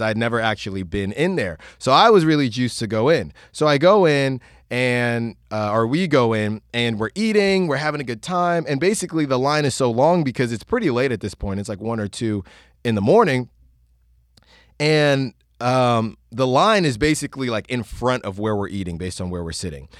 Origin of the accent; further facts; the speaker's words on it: Virginia, United States; I was born in Virginia.